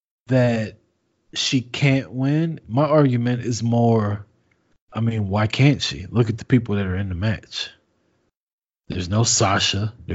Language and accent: English; Kansas City, Missouri, United States; moved away; I was born in Kansas City, Missouri. I will be heading back to Kansas City.